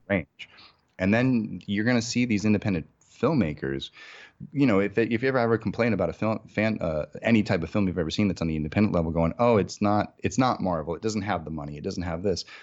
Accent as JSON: {"language": "English", "region": "Massachusetts", "country": "United States", "tie": "born or raised there", "moved": "as an adult", "lives_now": "Los Angeles, United States", "said": "I'm originally from Massachusetts, uh, in New England. So I grew up there my entire life"}